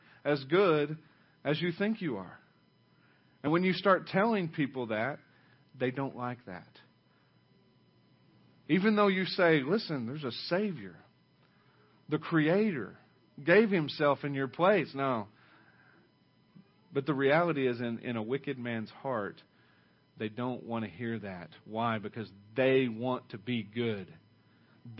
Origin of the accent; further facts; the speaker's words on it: Oklahoma, United States; now in Ada, United States; I only grew up like 70 miles from here. I mean, it's still middle America, Oklahoma, the Bible Belt